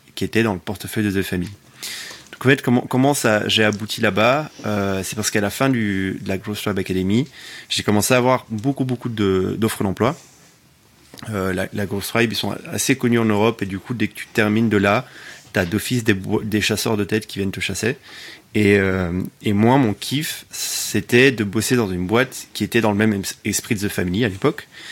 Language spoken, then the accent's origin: French; Sicily, Italy; also born or lived in Belgium; now in Paris, France; Belge d'origine, j'ai grandi en Sicile, je vis à Paris